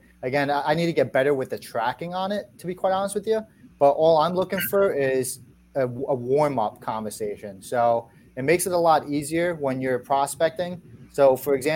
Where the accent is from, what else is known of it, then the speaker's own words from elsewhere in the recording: New York, United States; moved away as an adult; now in Virginia, United States; I'm originally from New York